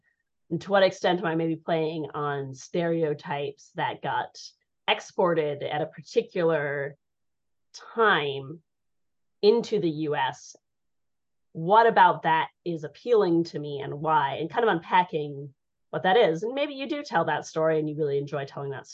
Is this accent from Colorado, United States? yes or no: yes; Colorado, United States; I grew up in Colorado.